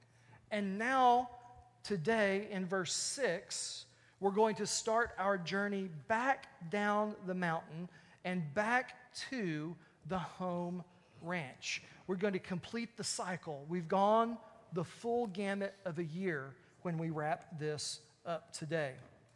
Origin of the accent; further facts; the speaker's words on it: Texas, United States; I'm from Texas